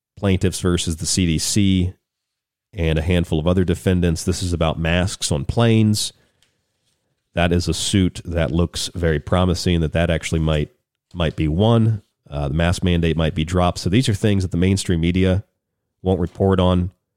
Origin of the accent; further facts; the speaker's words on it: United States; also born or lived in New York / Southwest United States; as an American